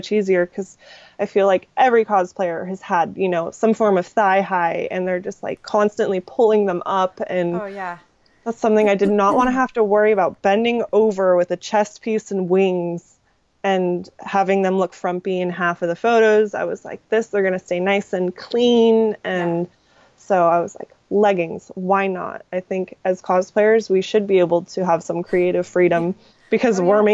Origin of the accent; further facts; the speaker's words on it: Redding, California, United States; I'm from Reading, and we have this, like, the world's largest working sundial as a bridge